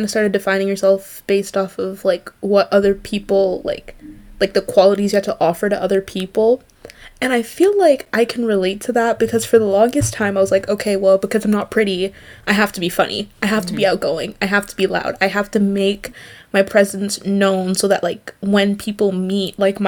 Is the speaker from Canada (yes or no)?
yes; Canada; We're Canadian